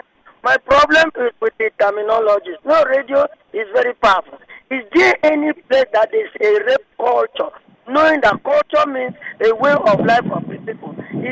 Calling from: Badagry, Lagos, Nigeria; I'm calling from Badagry.

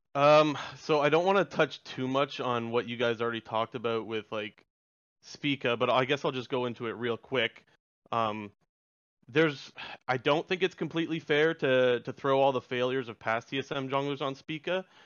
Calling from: Ontario, Canada; I'm calling from Ontario

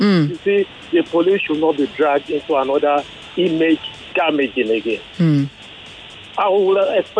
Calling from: Ogun State, Nigeria; I'm calling from Ogun State.

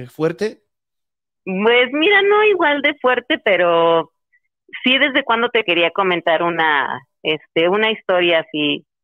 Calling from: Tizayuca, Hidalgo, Mexico; ¿De dónde? De Tizayuca, Hidalgo.

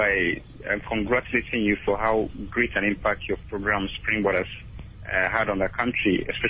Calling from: Somanya, Eastern Region, Ghana; I'm calling from Somenya.

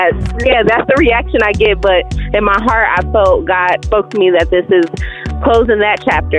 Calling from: Arizona, United States; I'm calling from Arizona.

